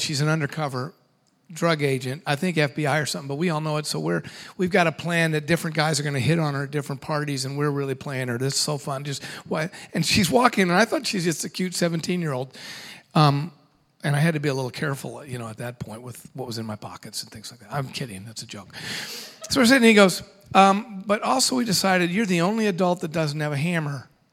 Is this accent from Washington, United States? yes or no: yes; Washington, United States; I'm from Washington State